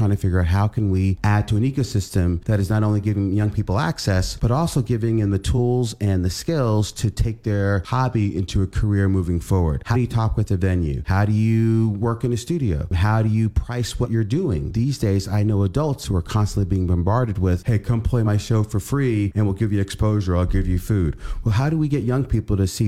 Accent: New York City, New York, United States; now in Portland, United States; I'm from Brooklyn, New York

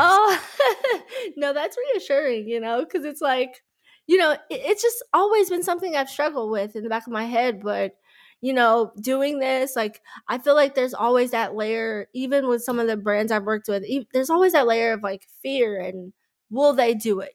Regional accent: Dallas, Texas, United States; growing up in Dallas, being from Dallas

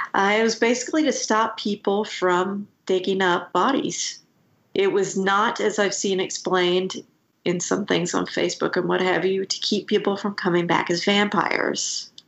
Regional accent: Scotland, United Kingdom; I was born in Scotland.

